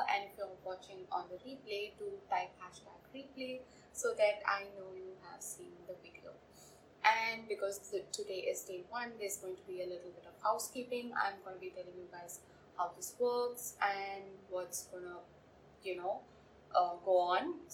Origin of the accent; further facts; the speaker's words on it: India; I'm from India